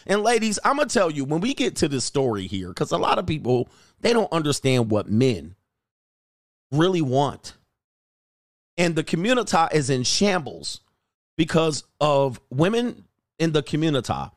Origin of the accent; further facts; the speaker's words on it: Los Angeles, California, United States; also born or lived in Hawthorne, California / Thousand Oaks, California / Newport Beach, California; I grew up in Los Angeles, San Fernando Valley, Thousand Oaks, and Newport Beach